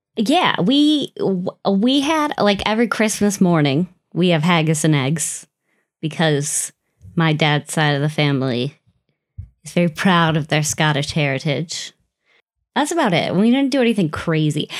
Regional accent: Wisconsin, United States; Growing up in Wisconsin, so many Germans.

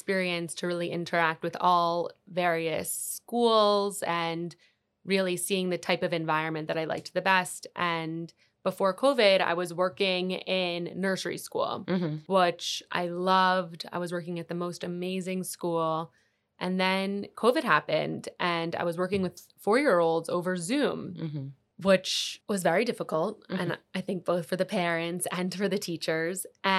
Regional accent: New York, United States; Yeah, so I'm from New York

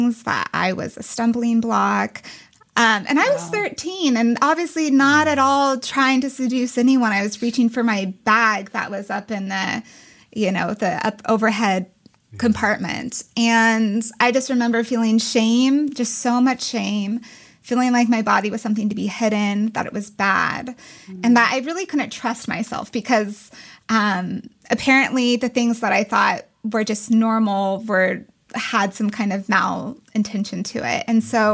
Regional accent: Castle Rock, Colorado, United States; moved away; I grew up in Castle Rock

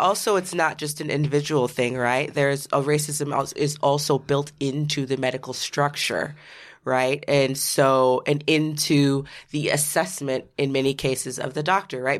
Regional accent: Seattle, Washington, United States; I grew up in Seattle, Washington

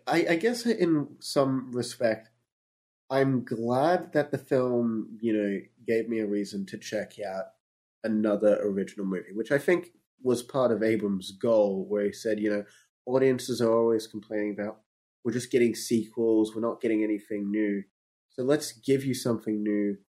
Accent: Australia; Yeah, I'm Australian. They basically speak in my language.

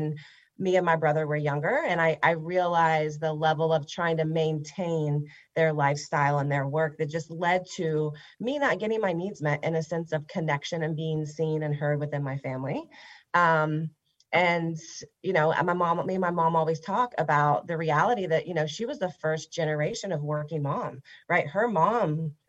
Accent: Huntington, West Virginia, United States; now in Fort Thomas, United States; I grew up in Huntington, West Virginia.

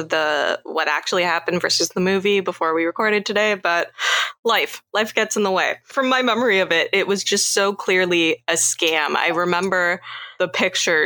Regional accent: Canada; from Canada.

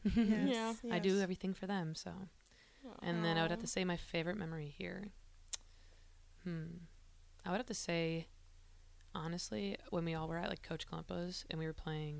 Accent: Wisconsin, United States; Again, I'm from Wisconsin.

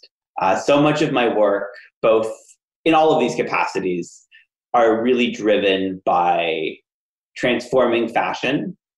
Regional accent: Ottawa, Ontario, Canada; my hometown in Ottawa, Canada

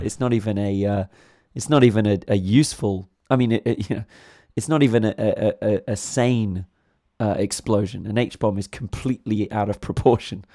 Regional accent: England, United Kingdom; being an Englishman myself

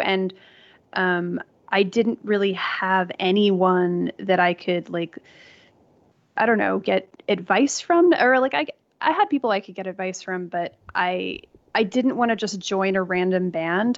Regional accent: New York, United States; now in Los Angeles, United States; I grew up in New York

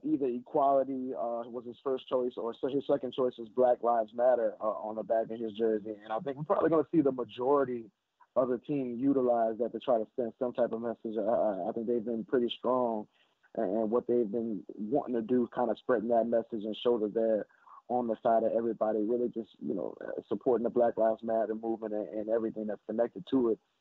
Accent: New Orleans, Louisiana, United States; I love my New Orleans people, and I'm from New Orleans, so I'm always going to speak for New Orleans

